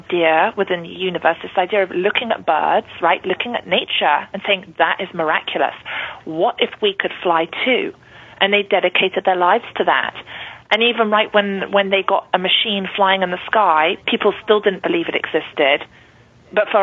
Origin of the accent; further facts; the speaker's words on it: London, United Kingdom; growing up in London, I know it was the rat race for me.